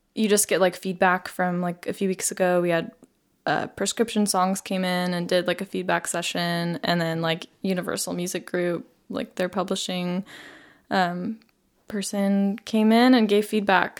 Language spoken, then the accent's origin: English; Las Vegas, Nevada, United States; I grew up in Las Vegas.